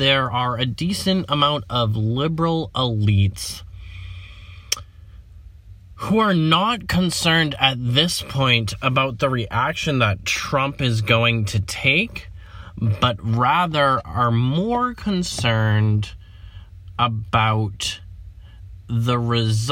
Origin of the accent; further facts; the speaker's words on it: United States; I'm an American